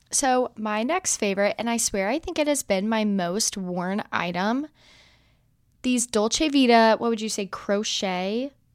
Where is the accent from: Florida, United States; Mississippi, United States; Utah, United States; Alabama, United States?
Alabama, United States; now in Texas, United States; I am from Alabama